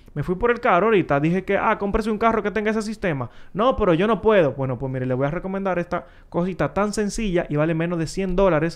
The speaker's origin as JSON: {"language": "Spanish", "town": "Santo Domingo", "region": "Distrito Nacional", "country": "Dominican Republic", "tie": "born or raised there", "said": "Donde yo me crié, pasaron en Villa Consuelo ahí"}